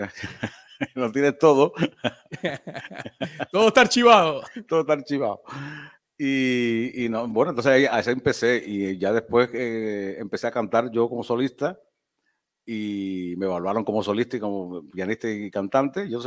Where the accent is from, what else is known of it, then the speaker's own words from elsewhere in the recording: Cuba; also born or lived in Niquero / Cárdenas / Antilla / Santiago de Cuba; yo siempre digo que nací por accidente en Niquero, porque mi papá, como era pastor, lo, cambiaban mucho de, iglesia por toda la isla. Y entonces eh, eh, nací allí, de ahí nos fuimos a Cárdenas, de Cárdenas nos fuimos a Antilla de Antilla Santiago de Cuba